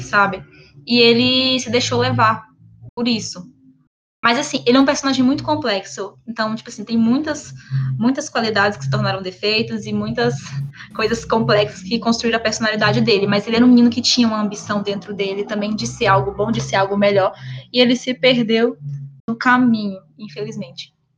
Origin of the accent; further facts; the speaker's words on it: Minas Gerais, Brazil; moved away; also born or lived in Brasília; Nascida e criada em Minas Gerais